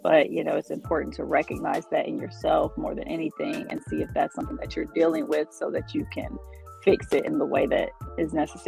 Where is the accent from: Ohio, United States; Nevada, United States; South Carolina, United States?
Ohio, United States; now in Atlanta, United States; From Ohio originally, but I have lived everywhere for like 2 years or less at a time. But now I always say I'm from Atlanta because I've been here since 2009